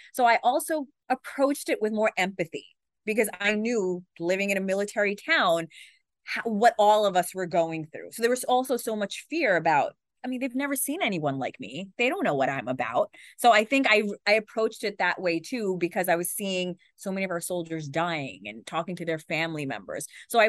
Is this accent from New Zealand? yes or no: no; Pakistan; Being Pakistani, my parents just told me I was going to be a doctor.